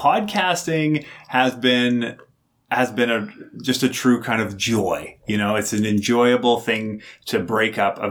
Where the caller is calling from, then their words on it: Calgary, Alberta, Canada; I'm recording from Calgary, Alberta.